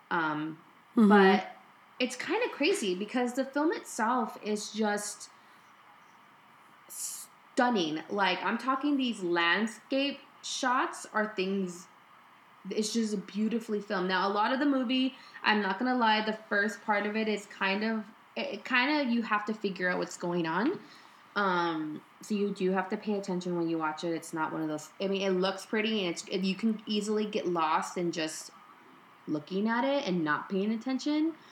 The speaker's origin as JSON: {"language": "English", "country": "United States", "said": "So even though I'm Mexican American, mm. I cannot"}